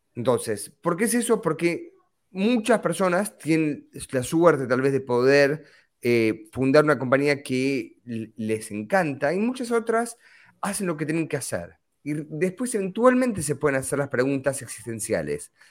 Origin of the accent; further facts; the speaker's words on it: Argentina; moved away; soy originalmente argentino